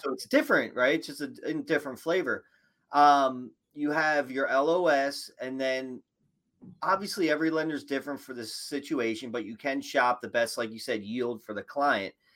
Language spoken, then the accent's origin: English; Philadelphia, Pennsylvania, United States; I'm from Philly